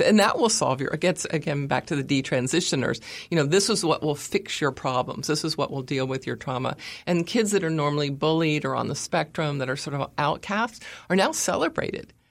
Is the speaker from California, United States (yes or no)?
yes; California, United States; I'm from California, like Caitlyn Jenner